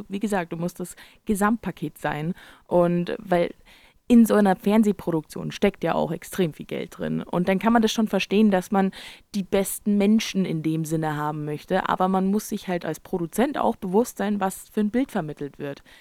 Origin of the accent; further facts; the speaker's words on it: United States; Ja, ich bin Amerikaner. Da kann aber auch keiner was dafür. Ähm, also meine Familie ist auch super deutsch.